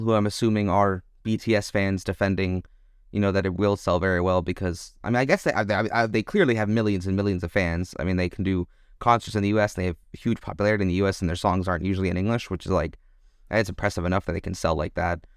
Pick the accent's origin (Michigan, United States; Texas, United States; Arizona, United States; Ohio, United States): Texas, United States; moved away as an adult; now in Germany; as an American who mainly lived in Texas